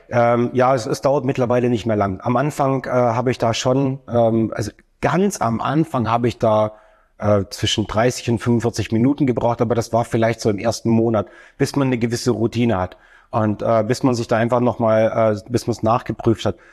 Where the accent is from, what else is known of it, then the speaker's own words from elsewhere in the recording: Stuttgart, Baden-Württemberg, Germany; komme aus der ähm, wunderschönen Stadt Stuttgart